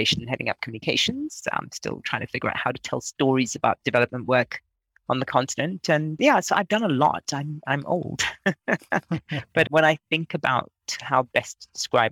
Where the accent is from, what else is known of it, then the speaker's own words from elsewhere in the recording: Nigeria; moved away; I'm Nigerian. I was born in Nigeria, but I spent a lot of time outside of Nigeria.